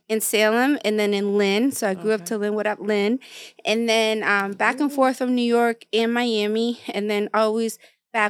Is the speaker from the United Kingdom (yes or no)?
no; Guatemala; now in United States; I'm from Guatemala